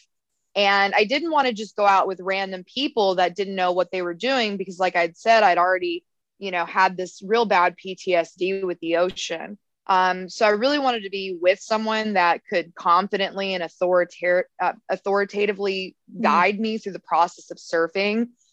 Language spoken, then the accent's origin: English; United States; also born or lived in Texas / Arizona; now in Hawaii, United States; I've been landlocked my entire life growing up in Texas and Arizona. And I moved to Hawaii.